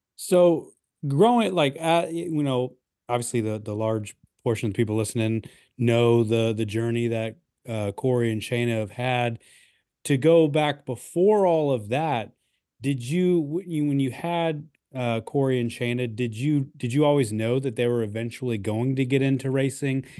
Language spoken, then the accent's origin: English; Midwest, United States; growing up in the Midwest